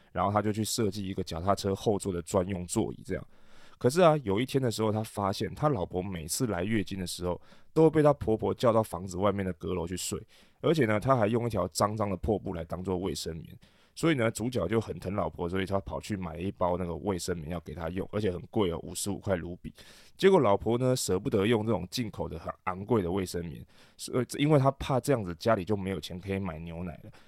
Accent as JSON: {"language": "Chinese", "country": "Taiwan", "said": "对于大部分我们台湾人来说不是一个很大的问题"}